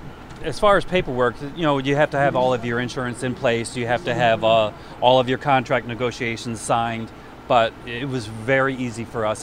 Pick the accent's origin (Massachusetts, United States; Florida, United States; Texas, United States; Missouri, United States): Florida, United States; Tampa; now in Albany, United States; I'm actually born and raised in Tampa